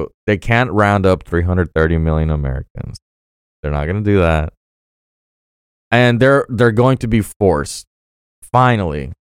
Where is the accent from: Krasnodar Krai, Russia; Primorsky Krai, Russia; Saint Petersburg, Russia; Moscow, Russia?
Krasnodar Krai, Russia; Sochi; born there; I mean, I was born in 92 in Sochi, Russia.